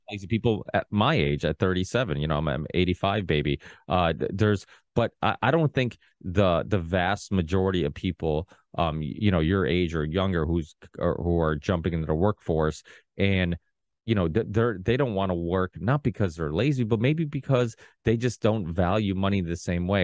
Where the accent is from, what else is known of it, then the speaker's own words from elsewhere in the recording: Portugal; now in United States; I was born in Portugal.